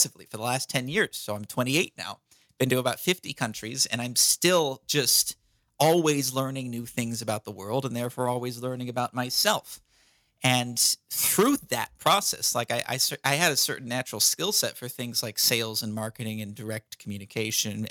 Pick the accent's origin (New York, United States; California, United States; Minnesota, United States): California, United States; I'm American. I'm from California